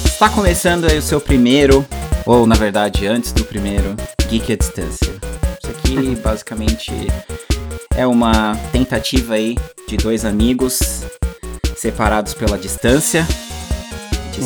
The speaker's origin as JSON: {"language": "Portuguese", "country": "Brazil", "also_born_or_lived": "Canada", "moved": "as an adult", "lives_now": "United States", "said": "não voltaria pro Brasil"}